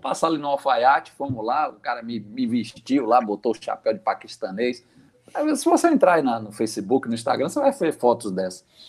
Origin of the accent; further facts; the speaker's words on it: Aracaju, Sergipe, Brazil; minha conterrânea de Aracaju. Ela hum. nem sabe, mas eu sou eu sou sergipano de nascimento.